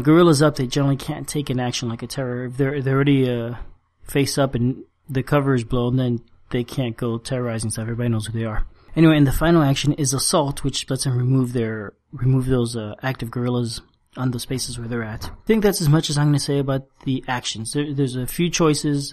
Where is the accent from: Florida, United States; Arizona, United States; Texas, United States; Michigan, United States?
Florida, United States; South; moved away as an adult; also born or lived in Cuba / Spain / San Francisco, United States; now in South Carolina, United States; we moved to the U.S. and I grew up in Florida, South Florida, so not far from Cuba